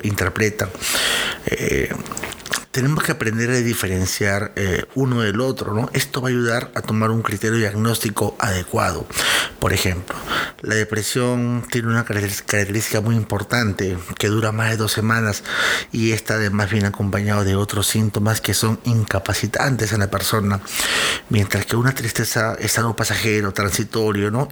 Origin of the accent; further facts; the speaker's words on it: Peru; yo soy de Perú